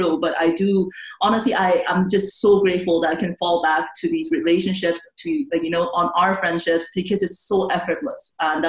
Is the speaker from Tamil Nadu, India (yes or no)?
yes; Auroville, Tamil Nadu, India; moved away; sometimes I cannot believe I grew up in Oroville.